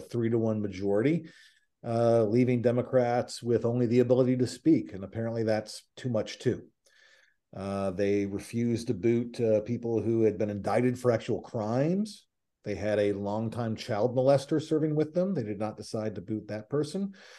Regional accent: Nashville, Tennessee, United States; I'm from Nashville

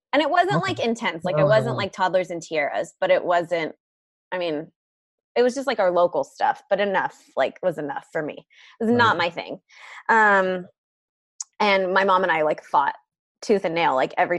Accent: San Diego, California, United States; I am from San Diego, California. Born and raised? Yep.

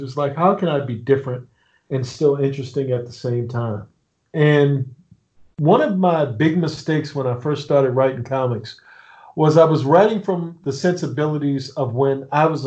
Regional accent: Annapolis, Maryland, United States; I'm from Annapolis, Maryland

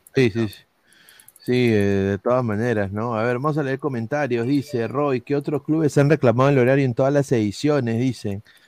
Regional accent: Lima, Peru; yo soy de Lima, pe. Saco mi bandera de Lima

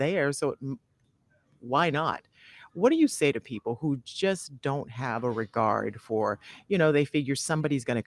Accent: Charleston, South Carolina, United States; now in Florida, United States; I'm from South Carolina, another beach town in Charleston

